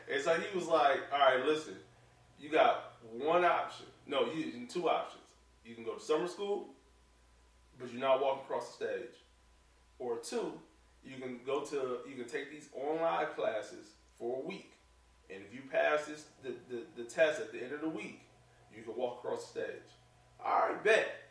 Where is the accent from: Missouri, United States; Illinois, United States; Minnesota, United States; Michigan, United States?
Michigan, United States; Detroit; the same problems that we got on the east side